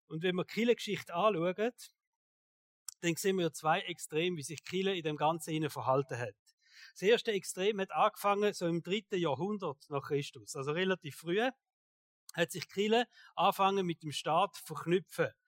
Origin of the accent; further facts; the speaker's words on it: Switzerland; Und ich denke manchmal, wir sind ja sehr privilegiert als Schweizer.